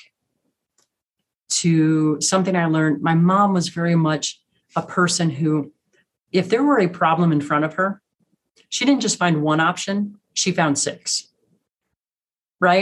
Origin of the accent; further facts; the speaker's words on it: Midwest, United States; now in Rocky Mountains, United States; Growing up in the Midwest, everything's flat.